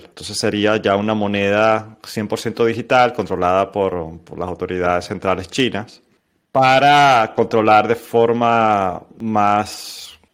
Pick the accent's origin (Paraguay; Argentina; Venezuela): Venezuela; nosotros como venezolanos